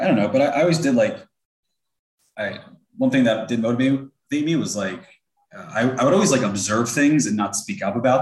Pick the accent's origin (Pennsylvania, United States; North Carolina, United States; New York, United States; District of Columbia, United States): New York, United States; moved away; also born or lived in Delaware; I'm from New York